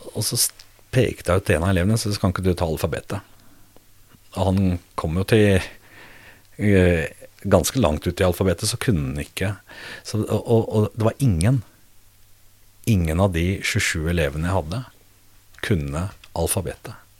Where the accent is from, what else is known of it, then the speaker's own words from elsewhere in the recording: Norway; min oppvekst og min skolegang mm. fra Fjell